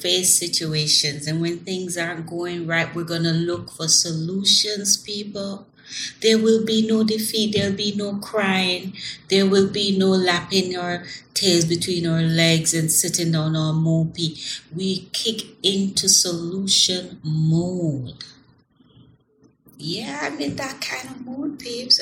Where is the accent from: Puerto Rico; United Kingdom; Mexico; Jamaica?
Jamaica; I'm from Jamaica.